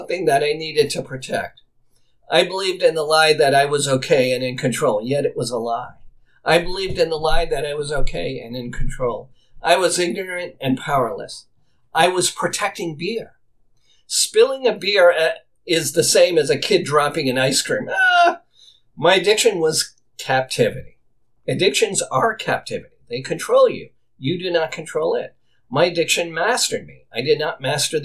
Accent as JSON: {"language": "English", "town": "Boston", "region": "Massachusetts", "country": "United States", "tie": "born or raised there", "said": "my house where I grew up as a boy in Boston"}